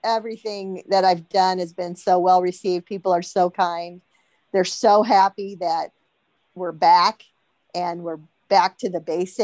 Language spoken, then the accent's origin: English; Kansas City, Missouri, United States; moved away; I grew up in Kansas City and grew up doing barbecue contests with my uncle.